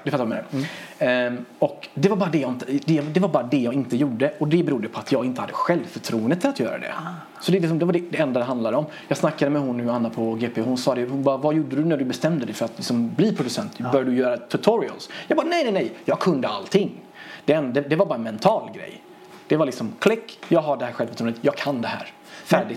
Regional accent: Sweden; also born or lived in Iran / Gothenburg; jag är inte uppvuxen i mitt hemland, jag är uppvuxen i Sverige

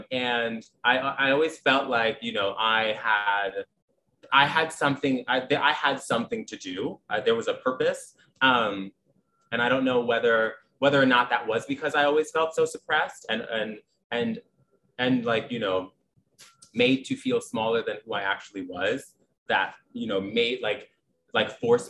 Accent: Staten Island, New York, United States; I think so. I think like from freshman year of high school, I was traveling back and forth. But I remember just like always being like, I don't really think I fit in here.

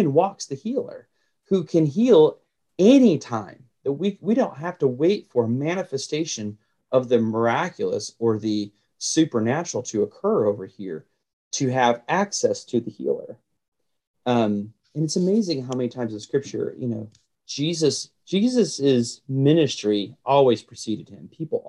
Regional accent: the South, United States; as a Southerner, to me, just the word porch right there, there's five porches.

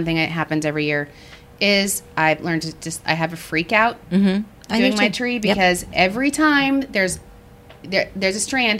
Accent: West Texas, United States; I grew up in West Texas

